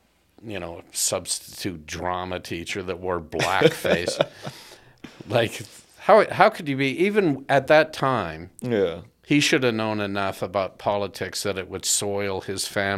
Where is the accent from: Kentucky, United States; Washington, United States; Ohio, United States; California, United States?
California, United States; Southern; I grew up in Southern California.